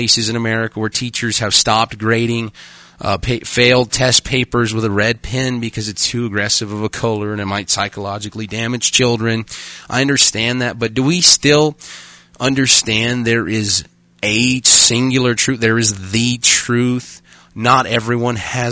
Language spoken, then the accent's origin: English; Arkansas, United States; now in Dickinson, United States; I'm from Arkansas, but I did go to public school.